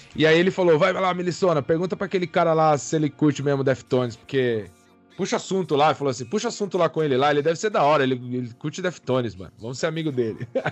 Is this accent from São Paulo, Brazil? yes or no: yes; Pirassununga, São Paulo, Brazil; now in São Paulo, Brazil; eu sou de Pirassununga, né? Do interior de São Paulo, nasci lá